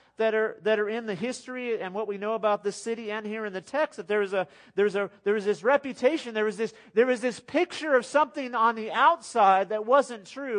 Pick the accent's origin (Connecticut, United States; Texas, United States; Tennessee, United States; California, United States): Texas, United States; I'm from West Texas. I've been here since the 80s.